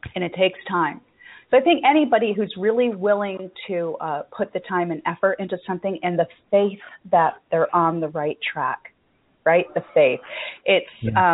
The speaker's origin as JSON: {"language": "English", "country": "United States", "tie": "born or raised there", "said": "being American, born and raised"}